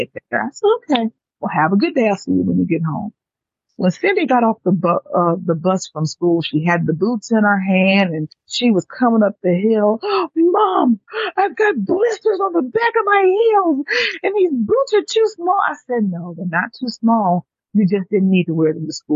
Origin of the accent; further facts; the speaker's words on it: Atlanta, Georgia, United States; also born or lived in New York; my father, who we migrated from New York to Atlanta because he didn't want to raise two girls in the city